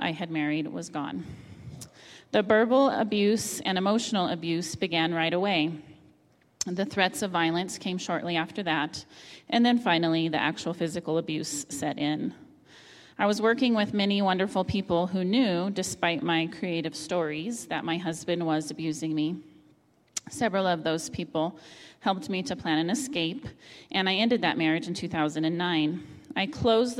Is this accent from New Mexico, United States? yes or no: yes; Las Cruces, New Mexico, United States; also born or lived in Albuquerque, New Mexico; I returned to my hometown of Las Cruces, New Mexico